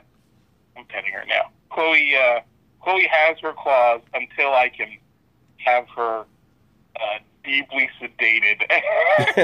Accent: Newfoundland and Labrador, Canada; moved away; I grew up in Newfoundland. I spent 3 years living in Newfoundland because my dad is from Newfoundland.

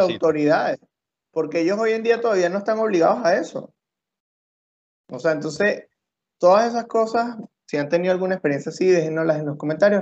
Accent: Venezuela

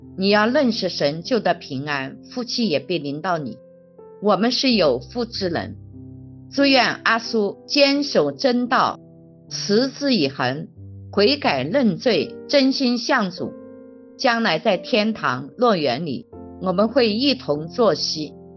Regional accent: Jiangxi, China; moved away; 我们江西老家

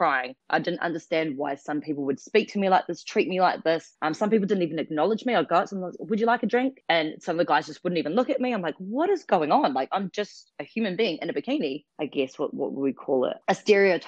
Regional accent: New Zealand; moved away as an adult; also born or lived in Western Australia; now in Australia; Australia is my adopted country. So I'm originally from New Zealand and moved over 8.5 years ago.

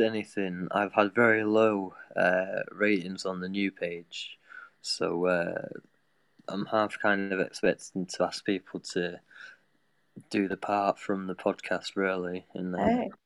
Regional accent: United Kingdom; because I'm British

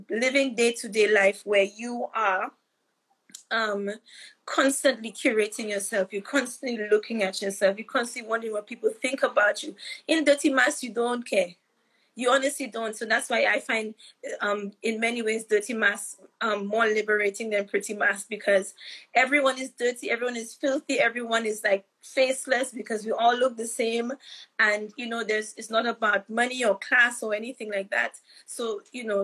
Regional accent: St. Lucia; now in United Kingdom; when I was a teenager growing up in St. Lucia

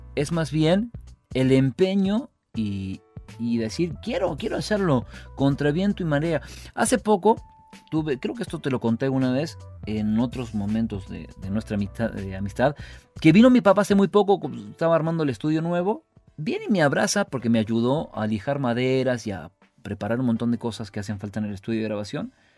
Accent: Río Segundo, Córdoba, Argentina; yo soy de Río Segundo, soy nacido ahí

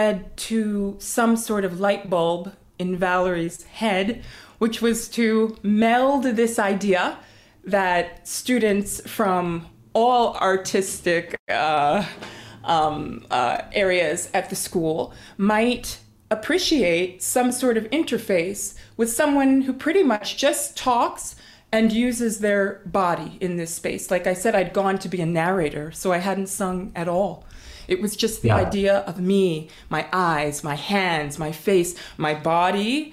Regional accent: East Coast, United States; now in Harlem, New York, United States; I grew up on the East Coast here

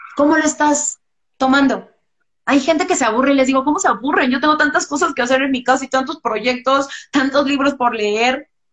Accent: Mexico; como mexicanos

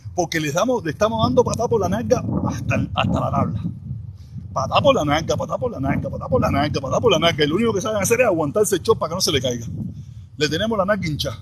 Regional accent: Cuba; now in Miami, United States; Soy protestón cubano

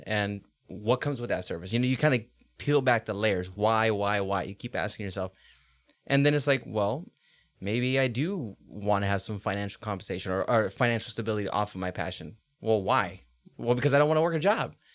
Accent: Los Angeles, California, United States; now in Boise, United States; Los Angeles is my hometown. That's where I was born and raised, but this is where I grew up and grew into a man.

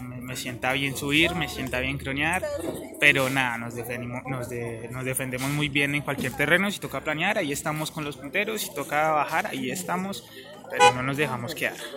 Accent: Cundinamarca, Colombia; los escarabajos que somos de Cundinamarca

